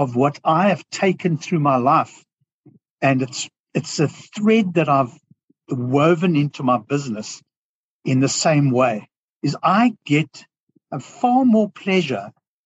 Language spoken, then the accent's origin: English; South Africa; accent: South African; moved away as an adult; now in Australia; I have a South African accent because I grew up most of my life in South Africa, but I emigrated to Australia 14 years ago